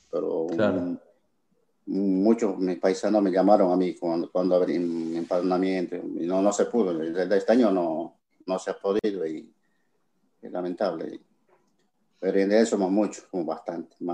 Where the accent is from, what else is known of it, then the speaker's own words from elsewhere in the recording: Bolivia; Pero nosotros como comunidad boliviana estamos trabajando